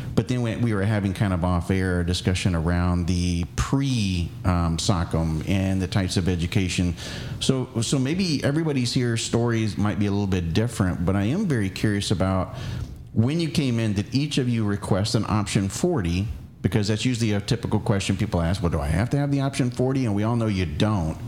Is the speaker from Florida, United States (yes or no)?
yes; Florida, United States; moved away; I'm from Florida